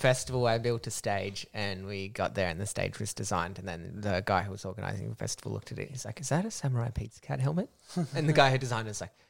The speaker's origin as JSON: {"language": "English", "town": "Lightning Ridge", "region": "New South Wales", "country": "Australia", "tie": "born or raised there", "said": "I grew up in Lightning Ridge and it was like 10 years behind everywhere else. I did bathe with a bucket and we didn't have hot water."}